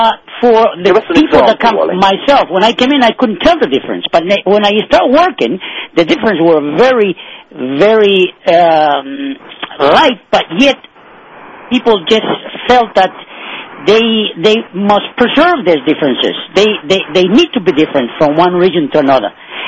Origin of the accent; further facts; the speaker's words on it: Ecuador; also born or lived in United States; now in Spain; I was born in Ecuador, but I lived 35 years in the States.